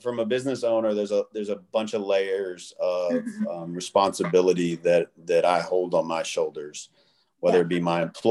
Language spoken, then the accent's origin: English; Memphis, Tennessee, United States; moved away as an adult; also born or lived in Western Kentucky / Los Angeles; now in Las Vegas, United States; I grew up super poor and you know, in a really weird, you know, area of Kentucky, and then I grew up in South Memphis